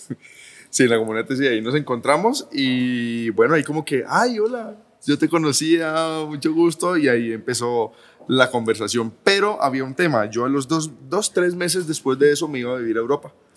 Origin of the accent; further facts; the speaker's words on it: Palmira, Valle del Cauca, Colombia; now in Medellín, Colombia; Yo soy de Palmira, del Valle.